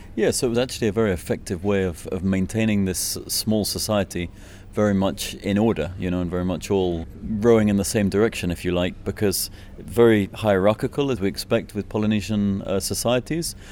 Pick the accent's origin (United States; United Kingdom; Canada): United Kingdom; Scotland; moved away as an adult; now in Easter Island, Chile; I'm originally from Scotland